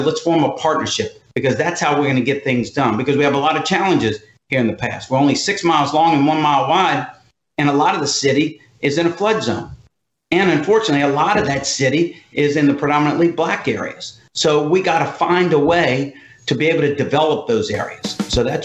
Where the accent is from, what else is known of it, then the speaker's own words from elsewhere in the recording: Pass Christian, Mississippi, United States; moved away as an adult; also born or lived in Shanghai / Switzerland; My wife and I renovated a home here in Pas Christian, which is my hometown